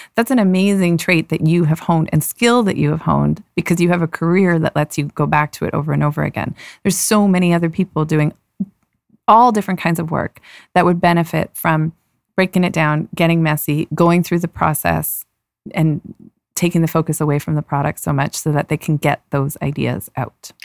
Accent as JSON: {"language": "English", "town": "Toronto", "region": "Ontario", "country": "Canada", "tie": "born or raised there", "also_born_or_lived": "Vancouver", "moved": "as an adult", "said": "I grew up in Toronto."}